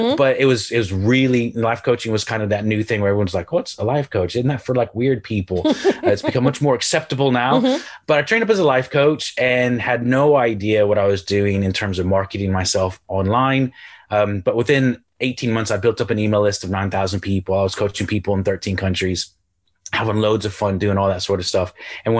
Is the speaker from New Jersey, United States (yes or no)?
no; Houston, Texas, United States; moved away as an adult; also born or lived in Galway, Ireland; now in England; Yes, my accent is confused. I'm originally from Houston, Texas. I moved to the Republic of Ireland on the west coast of Ireland near Galway about 16 years ago. And then I live in the north of England now.